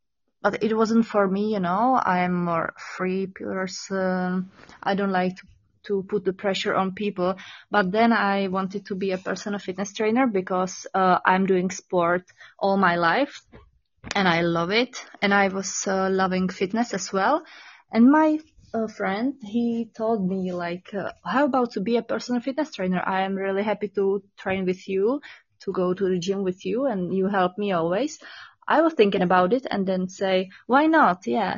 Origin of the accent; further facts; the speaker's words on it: Czechia; English is a second language; also born or lived in Prague; Yeah, I was born in Czech by the mountains. So I'm basically a mountain girl, but right now I'm living in the capital city of Czech Republic in Prague.